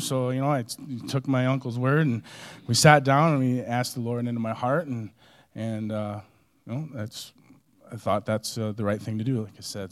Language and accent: English; Minnesota, United States; moved away; also born or lived in Colorado Springs; growing up in Minnesota, uh, I grew up in a small Catholic family